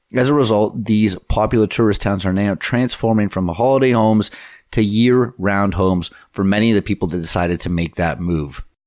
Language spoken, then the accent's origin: English; Canada; we're Canadian